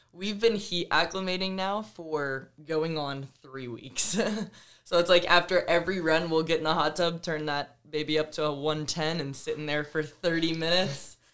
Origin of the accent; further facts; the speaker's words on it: Georgia, United States; moved away as an adult; also born or lived in State College, Pennsylvania; growing up in Georgia